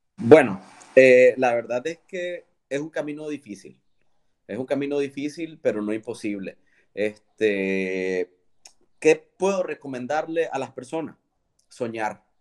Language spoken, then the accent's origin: Spanish; León, Nicaragua; moved away as an adult; now in Managua, Nicaragua; León es mi ciudad, yo soy leonés